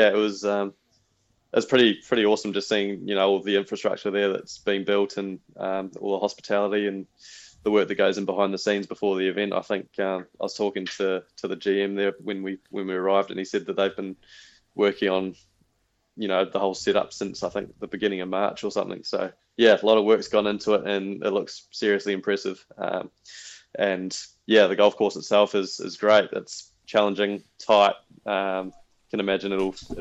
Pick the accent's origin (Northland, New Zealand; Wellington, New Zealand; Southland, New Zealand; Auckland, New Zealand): Wellington, New Zealand; growing up in Wellington, where, you know, the conditions are usually pretty harsh